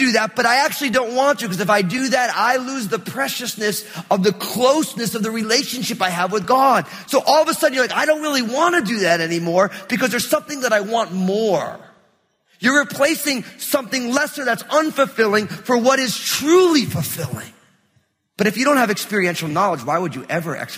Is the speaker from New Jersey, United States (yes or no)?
yes; New Jersey, United States; also born or lived in Portland metro area; now in Portland, United States; we're here in the Portland metro area, but I grew up in New Jersey